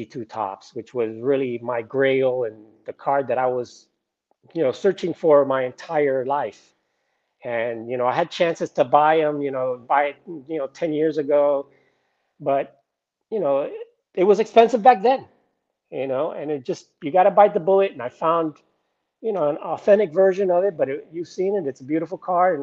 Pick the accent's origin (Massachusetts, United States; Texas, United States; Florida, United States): Florida, United States; South; I'm from South Florida